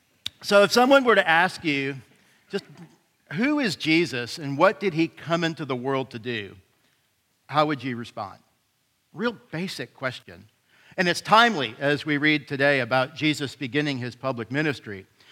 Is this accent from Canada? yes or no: yes; Canada; now in Houston, United States; I'm kind of from Houston, so issues. But it's a blessing to be here this morning. Just by point of disclosure, I'm also a Canadian.